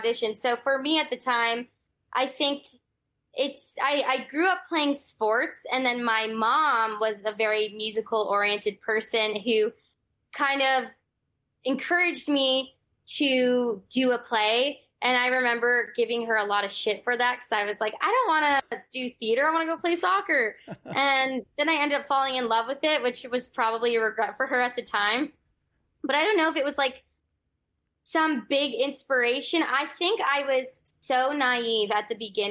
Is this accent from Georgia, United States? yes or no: no; Los Angeles, California, United States; I'm a Valley girl from Los Angeles. Grew up in Encino